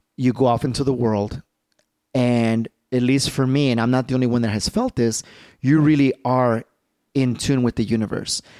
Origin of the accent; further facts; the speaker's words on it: Chicago, Illinois, United States; I'm from Chicago